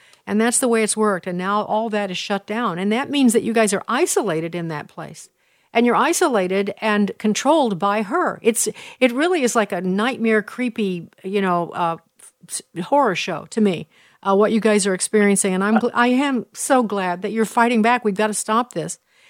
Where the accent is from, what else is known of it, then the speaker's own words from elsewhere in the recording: Chicago, Illinois, United States; I'm from Illinois, from Chicago